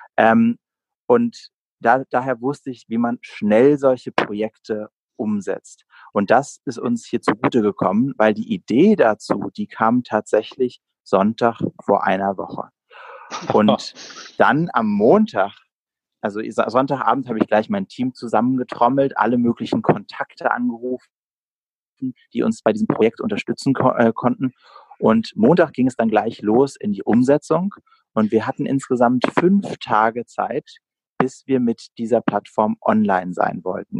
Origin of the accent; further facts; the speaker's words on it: Berlin, Germany; bin auch tatsächlich in Berlin geboren. Also meine Stadt liegt mir sehr am Herzen.